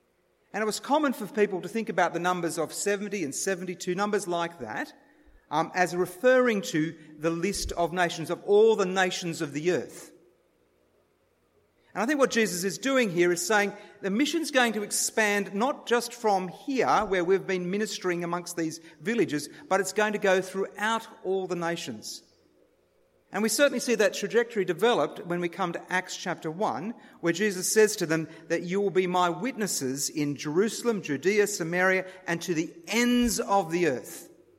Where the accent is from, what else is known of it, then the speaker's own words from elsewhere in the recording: Sarawak, Malaysia; And one of the personal things is that I grew up in Malaysia, in Sarawak.